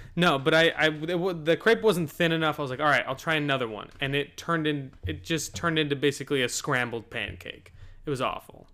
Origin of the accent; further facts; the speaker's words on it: United States; We're American.